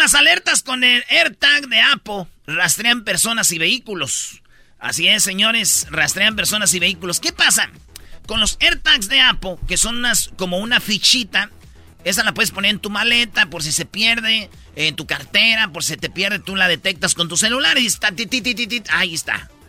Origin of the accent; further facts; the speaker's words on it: Jiquilpan, Michoacán, Mexico; allá en mi pueblo, en Jiquilpan, Michoacán